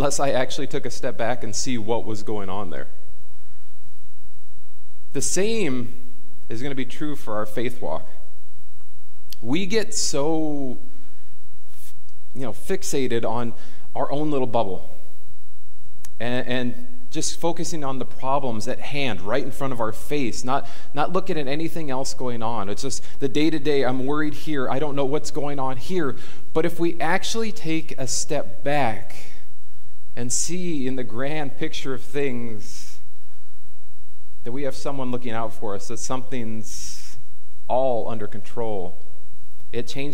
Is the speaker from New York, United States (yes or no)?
no; Fillmore, California, United States; now in Camarillo, United States; I grew up in Fillmore. I know the ins and outs